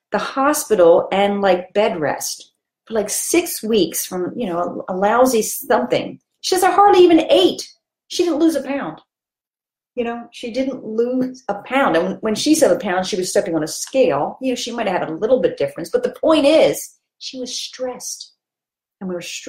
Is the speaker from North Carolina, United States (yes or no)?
no; Philadelphia, Pennsylvania, United States; I grew up in Philadelphia